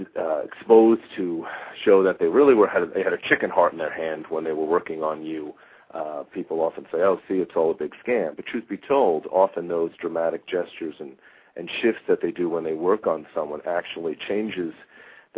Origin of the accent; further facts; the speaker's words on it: United States; now in Arizona, United States; I'm originally from New York